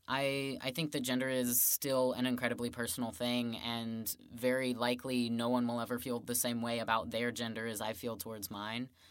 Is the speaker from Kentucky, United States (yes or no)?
yes; Woodford County, Kentucky, United States; I grew up in Woodford County, which is about twenty minutes away